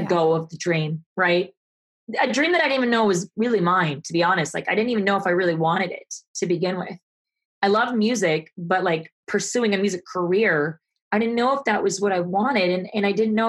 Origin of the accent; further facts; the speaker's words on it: Arizona, United States; moved away as an adult; also born or lived in Los Angeles; I'm from Arizona originally.